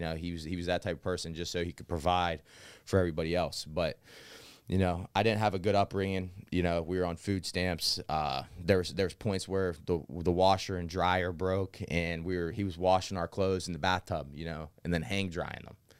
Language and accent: English; New Castle, Pennsylvania, United States; also born or lived in Arizona; as a child, I grew up m, mostly in Newcastle